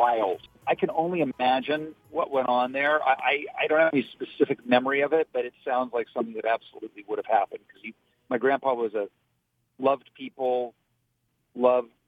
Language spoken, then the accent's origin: English; Dayton, Ohio, United States; moved away; also born or lived in Oakwood, Ohio; the reason we moved from Oakwood was to work for the city of Dayton. He had to live in the city of Dayton. I guess Oakwood was a suburb at that time. So we moved to Five Oaks